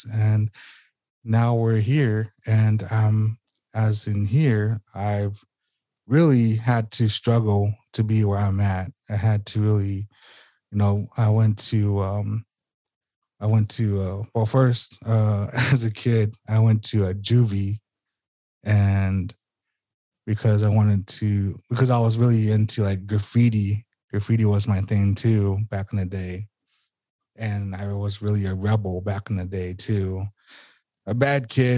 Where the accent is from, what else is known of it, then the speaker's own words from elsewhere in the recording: Sacaton, Arizona, United States; I'm from Arizona, Southern Arizona. That is Sacaton, Arizona, the Gila River Reservation. And I've grew up here all my life for 33 years